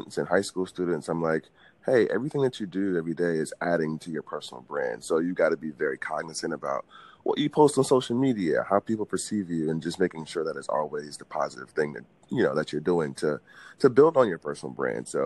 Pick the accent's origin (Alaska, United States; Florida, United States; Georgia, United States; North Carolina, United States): Georgia, United States; Atlanta; From Atlanta, Georgia